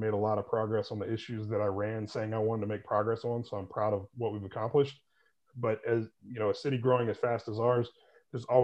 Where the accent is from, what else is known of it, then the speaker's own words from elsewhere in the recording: Winston-Salem, North Carolina, United States; moved away as an adult; also born or lived in Boone, North Carolina; now in Charlotte, United States; But I am originally from Winston-Salem, went to Appalachian State University in Boone, North Carolina, and I've been in the Charlotte area since 2004.